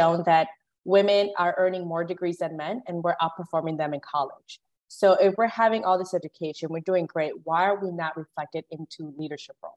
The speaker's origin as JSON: {"language": "English", "country": "Guatemala", "tie": "born or raised there", "moved": "yes", "said": "I was born in Guatemala, and I'm the first one in my family to graduate from high school"}